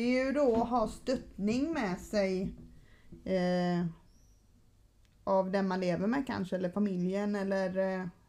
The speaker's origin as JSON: {"language": "Swedish", "town": "Gothenburg", "region": "Västra Götaland", "country": "Sweden", "tie": "born or raised there", "also_born_or_lived": "Stockholm", "moved": "as an adult", "lives_now": "Sölvesborg, Sweden", "said": "Jag är uppvuxen i Göteborg"}